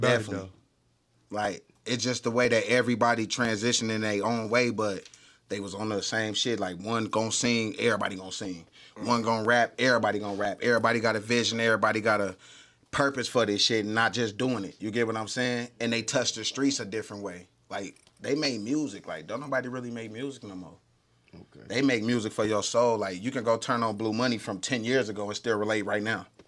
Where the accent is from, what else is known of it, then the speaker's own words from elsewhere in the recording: North Las Vegas, Nevada, United States; North Las Vegas, Nevada, 89030.